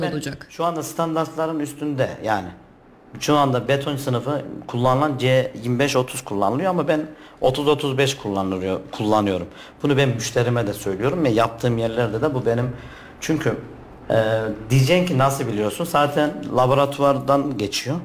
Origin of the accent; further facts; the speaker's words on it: Kayseri, Kayseri Province, Turkey; also born or lived in Altınyayla, Sivas; 1982 Kayseri doğumluyum. Ama aslen Sivas Altınyaylalıyım